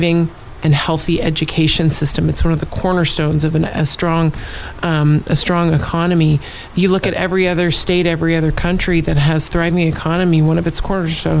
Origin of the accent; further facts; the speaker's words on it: Fairbanks, Alaska, United States; I grew up in Fairbanks